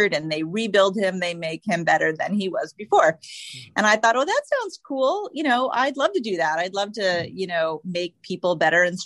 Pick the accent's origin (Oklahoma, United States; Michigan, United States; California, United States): Michigan, United States; Ann Arbor; So I grew up in Ann Arbor, Michigan, and I was a big tree climber.